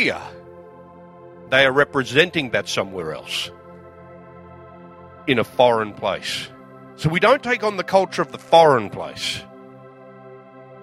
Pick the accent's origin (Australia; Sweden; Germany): Australia; I'm from Australia